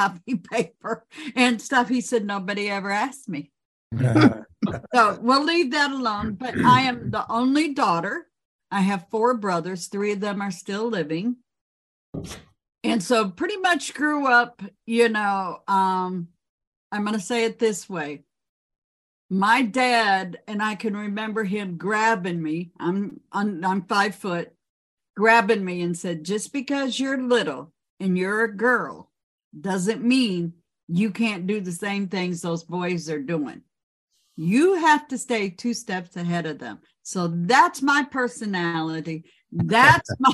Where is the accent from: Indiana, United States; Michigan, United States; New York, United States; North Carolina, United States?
Michigan, United States; Grand Rapids; I was born and raised in Michigan, Grand Rapids, Michigan. So that is basically home